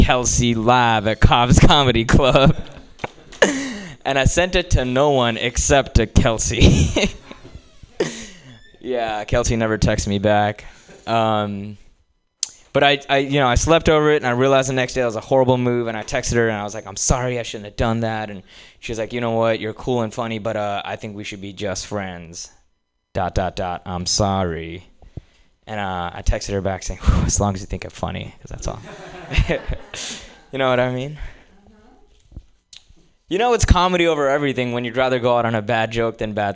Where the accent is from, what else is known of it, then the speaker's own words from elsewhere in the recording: India; moved away as an adult; now in United States; I actually grew up in India. I'm here on a visa and everything